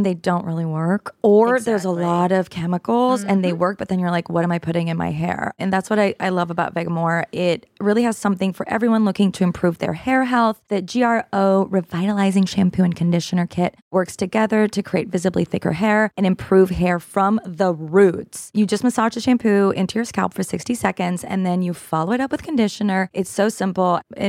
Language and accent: English; Canada; And as a Canadian, I can tell you, I get overwhelmed by your healthcare system.